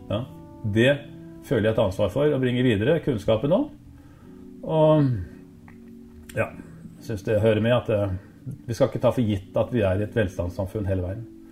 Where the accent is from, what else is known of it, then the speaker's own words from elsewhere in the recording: Oslo, Norway; also born or lived in Drangedal; jeg var oppvokst i Rødveien på Årvoll